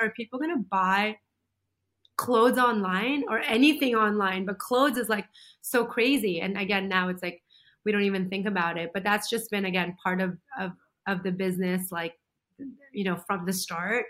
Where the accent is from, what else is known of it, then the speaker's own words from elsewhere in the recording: United States; also born or lived in Philippines; I was born in the Philippines, but beyond the Philippines, I'd never gone out of the country ever since moving to America when I was 7.